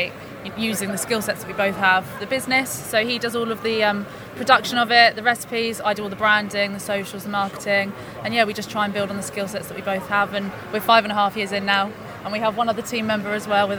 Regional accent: Hampshire, South East England, United Kingdom; moved away as an adult; now in Cornwall, United Kingdom; I'm originally from Hampshire

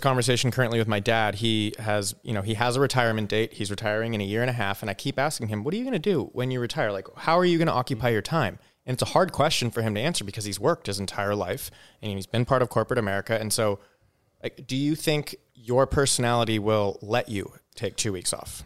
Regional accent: Southern California, United States; I grew up in Southern California

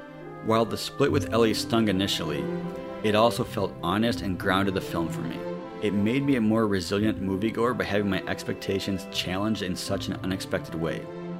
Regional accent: Enid, Oklahoma, United States; Now is where I'll say that I grew up in Oklahoma. In that big city, my family would take me to every time a Jurassic movie came out was none other than Enid, Oklahoma.

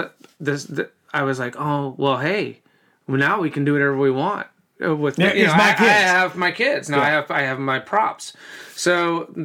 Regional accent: the South, United States; we're from the South

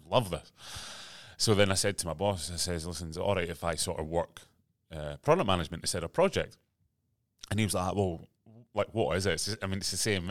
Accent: Aberdeen, Scotland, United Kingdom; moved away as an adult; now in Sydney, Australia; I grew up in Aberdeen, Scotland

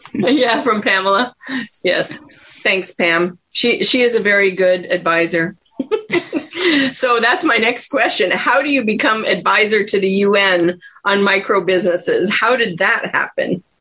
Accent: Ottawa, Ontario, Canada; now in United States; So I grew up in Ottawa, Canada

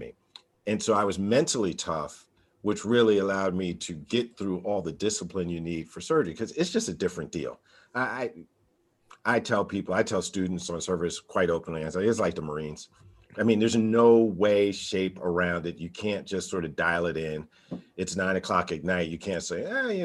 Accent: New Jersey, United States; now in Nashville, United States; I was born and raised in New Jersey, public high school product

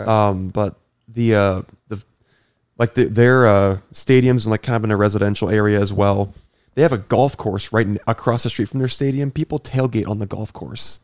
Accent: Iowa, United States; I grew up in Iowa

